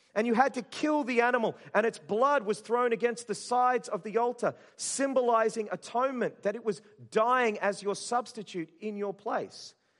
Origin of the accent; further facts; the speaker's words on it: Burnett Heads, Queensland, Australia; I grew up in Burham District Christian Fellowship in Burham Heads in Queensland